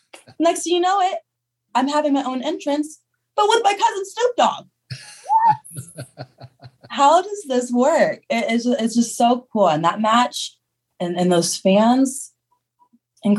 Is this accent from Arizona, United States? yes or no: no; Boston, Massachusetts, United States; in Boston, my hometown